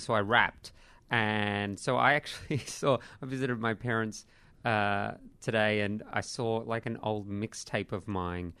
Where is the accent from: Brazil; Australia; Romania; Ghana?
Australia